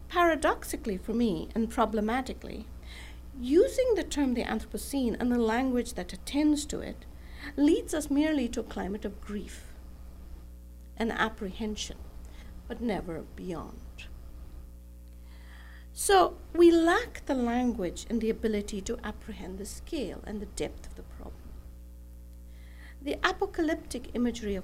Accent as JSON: {"language": "English", "town": "Bangalore", "region": "Karnataka", "country": "India", "tie": "born or raised there", "also_born_or_lived": "Los Angeles", "moved": "yes", "said": "my hometown of Bangalore in South India"}